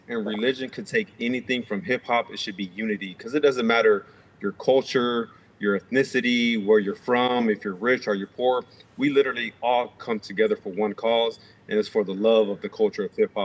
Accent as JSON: {"language": "English", "town": "Houston", "region": "Texas", "country": "United States", "tie": "born or raised there", "said": "a guy I grew up with here in Houston"}